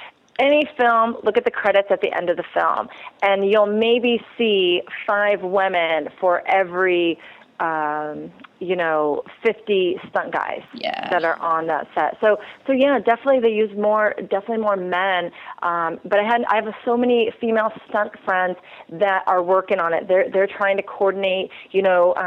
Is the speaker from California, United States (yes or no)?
yes; California, United States; I've born and raised in California